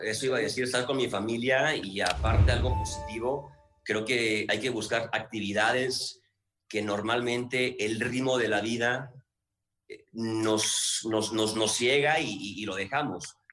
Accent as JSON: {"language": "Spanish", "town": "Guadalajara", "region": "Jalisco", "country": "Mexico", "said": "yo soy de Guadalajara"}